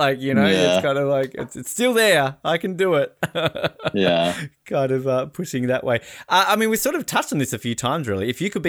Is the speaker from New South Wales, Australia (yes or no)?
no; Tasmania, Australia; I'm from Tasmania